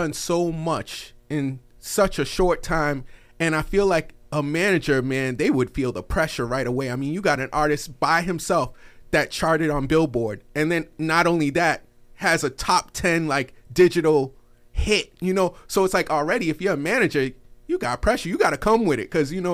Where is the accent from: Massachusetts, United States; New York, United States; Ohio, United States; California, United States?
Massachusetts, United States; Boston; I'm from the Boston area